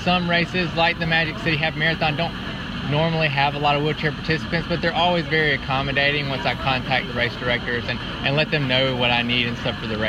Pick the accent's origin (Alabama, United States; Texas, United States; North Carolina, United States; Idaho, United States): Alabama, United States; Tuscaloosa; moved away as an adult; now in Birmingham, United States; I come from Tuscaloosa, Alabama. We just moved to Birmingham in June.